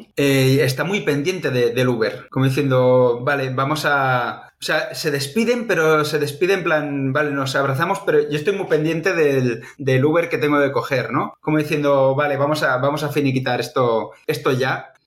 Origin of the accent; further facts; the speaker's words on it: Catalonia, Spain; nosotros siendo catalanes o catalanoparlantes